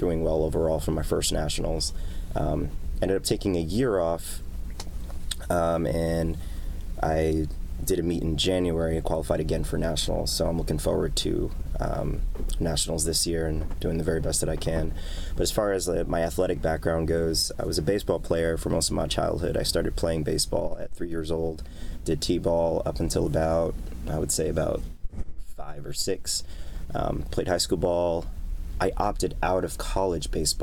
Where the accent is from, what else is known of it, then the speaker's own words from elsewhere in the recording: New York City, New York, United States; also born or lived in Bronx, New York; I was born and raised in New York. Spent a little bit of my childhood in the Bronx, but spent most of my life in Queens, where I still reside.